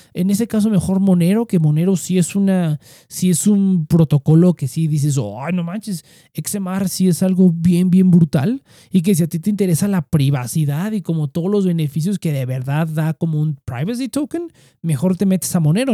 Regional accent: Mexico; como mexicanos

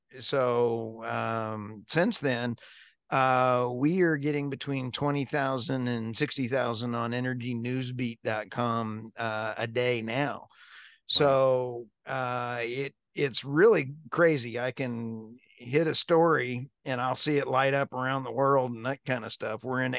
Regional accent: New York, United States; actually graduated high school in upstate New York, right next to Canada, and loved me some hockey, played hockey.

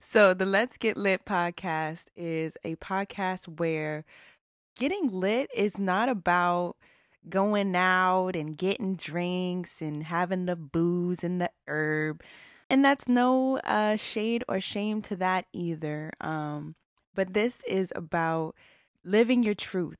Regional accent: Northern Virginia, United States; I'm born and raised in Northern Virginia, A K A Nova, A K A D M V. Been here my entire twenty-eight years of life

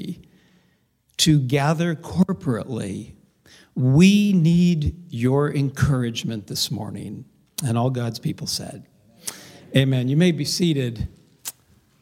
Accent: Covina, California, United States; I actually grew up in a little town of about 100,000 called Covina

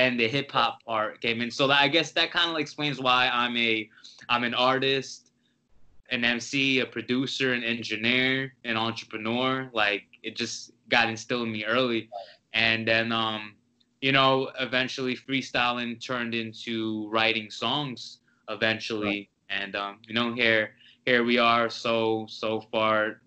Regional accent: New Jersey, United States; I'm from Jersey

